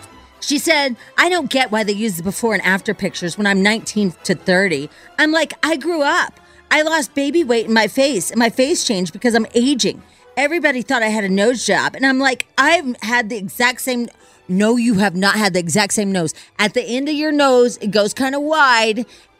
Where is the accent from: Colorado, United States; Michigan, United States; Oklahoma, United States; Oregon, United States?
Colorado, United States; Pueblo; Hey, I'm from Pueblo and my mom lives there.